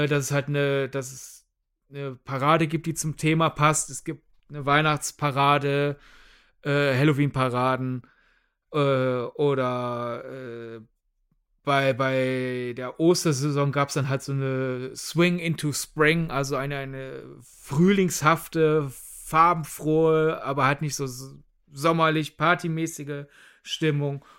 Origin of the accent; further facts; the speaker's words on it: Germany; wir als Deutsche